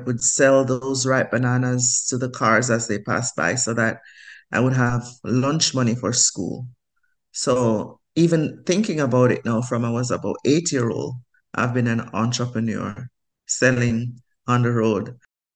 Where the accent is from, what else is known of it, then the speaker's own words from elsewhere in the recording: Jamaica; moved away as an adult; also born or lived in Grenada; now in United States; I grew up in the country in Jamaica, in a place called Mount Rasa, with my grandparents